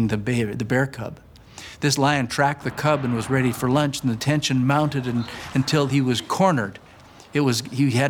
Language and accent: English; Flaxcombe, Saskatchewan, Canada; moved away as an adult; I'm that punk from Flaxcomb, Saskatchewan.